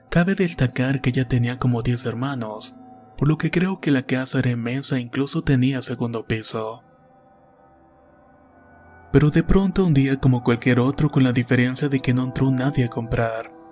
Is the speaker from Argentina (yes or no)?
no; Chile; Soy de Chile y vivo en la ciudad más austral del mundo, mejor conocida como Punta Arenas.